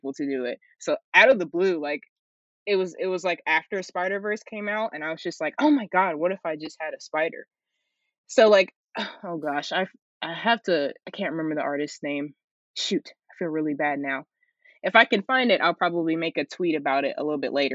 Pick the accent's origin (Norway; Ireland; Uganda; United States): United States; Tennessee; also born or lived in South Carolina; born in South Carolina, but we moved to Tennessee around like 2009.